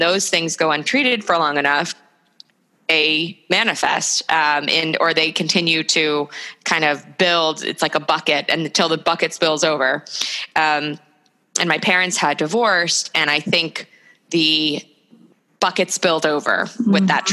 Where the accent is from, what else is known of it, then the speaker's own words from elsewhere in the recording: New York, United States; moved away as an adult; also born or lived in Chicago; I'm from New York, so I thought New York was the greatest city in the world